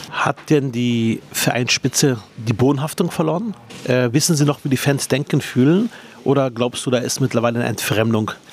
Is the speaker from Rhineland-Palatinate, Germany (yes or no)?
no; Berlin, Germany; ich bin Berliner Sozialdemokrat, 41 Jahre alt, verheiratet und Papa von zwei Kindern. Seit meinem fünften Lebensjahr lebe ich in Berlin